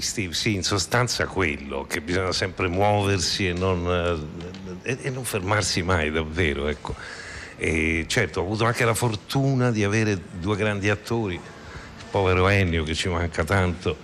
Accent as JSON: {"language": "Italian", "town": "Rome", "region": "Lazio", "country": "Italy", "said": "io sono romano"}